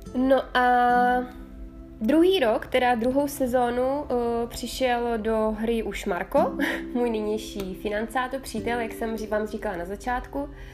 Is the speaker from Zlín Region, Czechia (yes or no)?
no; South Moravian Region, Czechia; moved away as an adult; now in Italy; Jsem moravačka z duší Italky. Já jsem se narodila na Jižní Moravě, kterou teda samozřejmě miluju. Doteď se tam moc rád, doteď se tam moc, moc ráda vracím.